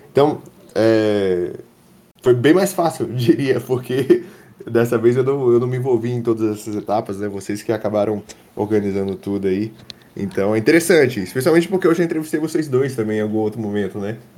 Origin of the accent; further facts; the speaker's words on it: Muriaé, Minas Gerais, Brazil; Não, eu sou mineiro. Eu sou de Muriaé, na verdade, que fica na zona da Mata Mineira.